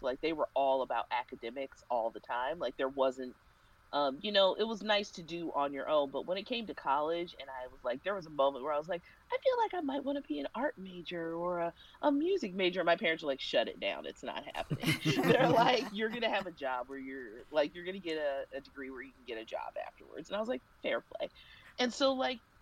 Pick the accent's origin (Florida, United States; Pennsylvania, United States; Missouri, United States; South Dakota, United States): Missouri, United States; Kansas City; I grew up in Kansas City